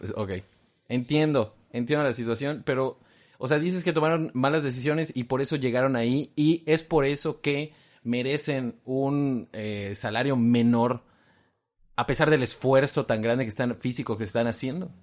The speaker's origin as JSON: {"language": "Spanish", "country": "Mexico", "said": "los mexicanos pudiésemos"}